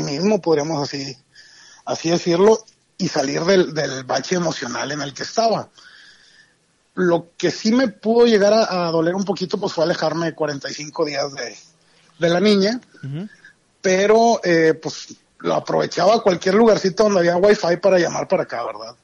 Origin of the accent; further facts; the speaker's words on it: Monterrey, Nuevo León, Mexico; soy de Monterrey, Nuevo León